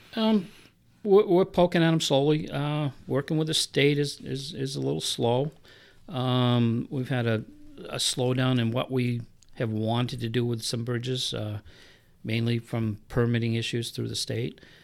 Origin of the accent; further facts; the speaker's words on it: Milford, New Hampshire, United States; moved away as an adult; also born or lived in Florida; now in New Boston, United States; I grew up in Milford